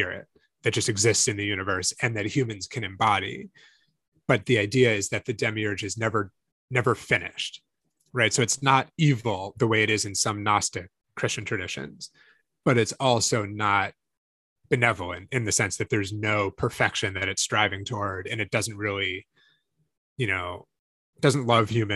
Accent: Northampton, Massachusetts, United States; I grew up in Northampton, Massachusetts

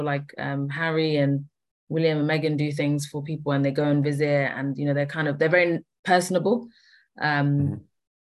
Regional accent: Kenya; moved away; I was born in Kenya too

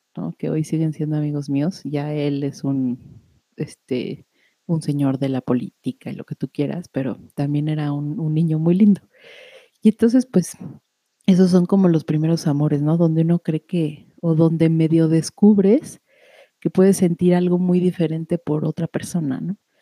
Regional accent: Mexico City, Mexico; cuando nací allá en la Ciudad de México

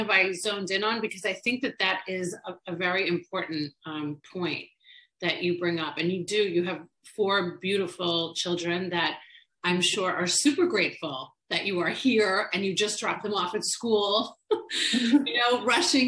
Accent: Long Island, New York, United States; now in Florida, United States; I grew up in Long Island, New York

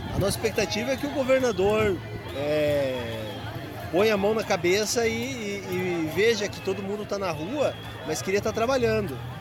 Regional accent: Curitiba, Paraná, Brazil; sou daqui de Curitiba

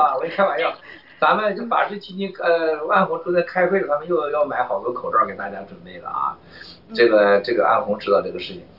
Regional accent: China; 你说我们中国人有个有个很很夸张的事情

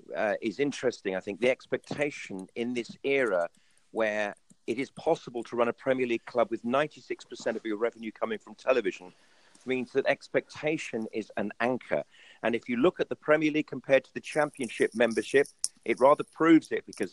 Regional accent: Birmingham, West Midlands, United Kingdom; moved away; also born or lived in Harborne / Handsworth; when I was a kid growing up, and I grew up in Bearwood, Harbourne, and went to school in Handsworth.

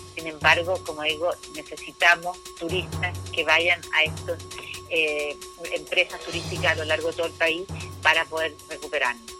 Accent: Chile; movernos como chilenos por Chile

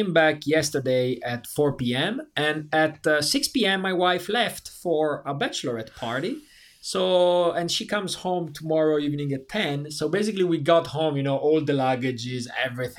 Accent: Italy; moved away as an adult; my hometown is 1.5 hours from Milan.

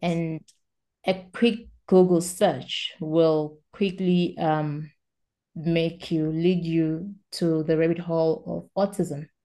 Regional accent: South Africa; English is a second language; I'm South African.

